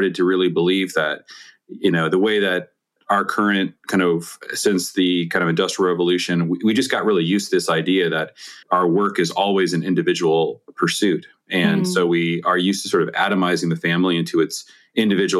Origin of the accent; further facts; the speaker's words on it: Seattle, Washington, United States; I grew up in the Seattle area